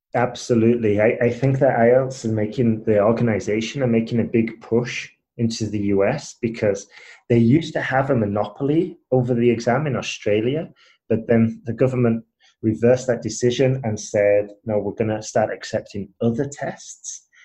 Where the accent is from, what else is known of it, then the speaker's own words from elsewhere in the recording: Huddersfield, Yorkshire and the Humber, United Kingdom; accent: British; moved away as an adult; also born or lived in Spain / Asia; I'm originally from Huddersfield, um, which is like near Leeds, Manchester up north.